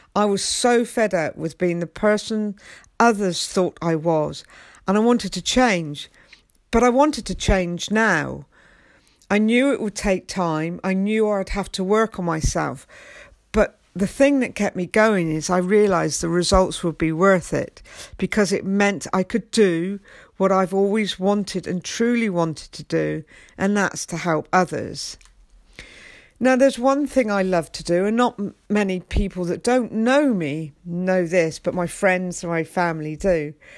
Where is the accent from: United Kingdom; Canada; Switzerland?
United Kingdom; England; I'm English and I'm very proud to be English